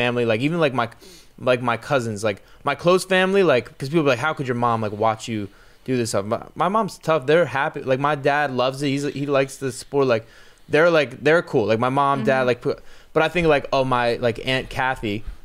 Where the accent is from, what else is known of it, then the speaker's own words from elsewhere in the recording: New Jersey, United States; also born or lived in Los Angeles; now in Florida, United States; I'm from Jersey. I've lived in LA, I've traveled all over to and now I'm living in Florida